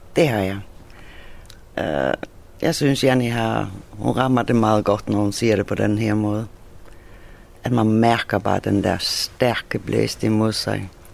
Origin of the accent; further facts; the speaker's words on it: Faroe Islands; now in Hvide Sande, Denmark; det er også det nærmeste, jeg kommer med hjemland, så jeg er færing